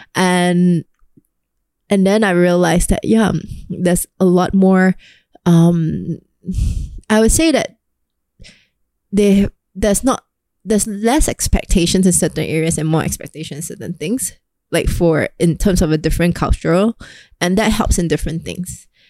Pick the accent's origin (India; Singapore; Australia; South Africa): Singapore; as a Singaporean